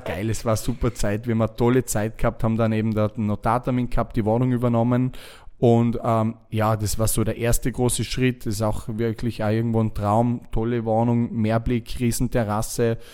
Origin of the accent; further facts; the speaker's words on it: Lake Constance, Vorarlberg, Austria; moved away as an adult; also born or lived in Dubai; als, als Österreicher, der äh, am Bodensee aufgewachsen ist